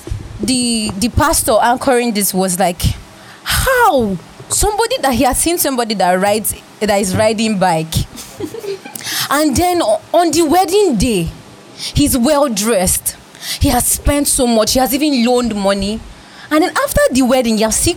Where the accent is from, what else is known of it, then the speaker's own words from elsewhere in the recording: Cross River, Nigeria; here in Cross River